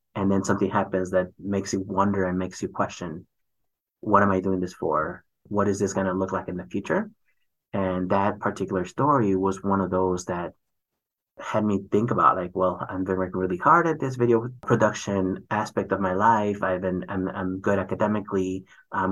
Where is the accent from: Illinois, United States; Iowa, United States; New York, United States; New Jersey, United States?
Illinois, United States; Chicago; also born or lived in California / Mexico; it wasn't until third grade or so that then I moved to Chicago.